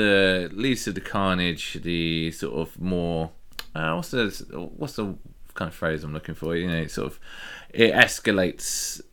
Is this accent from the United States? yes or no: no; England, United Kingdom; us being English